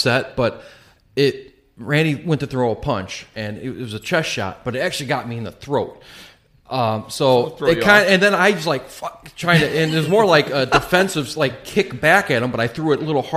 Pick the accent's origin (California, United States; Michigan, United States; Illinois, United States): Illinois, United States; Chicago; we're from the Chicagoland area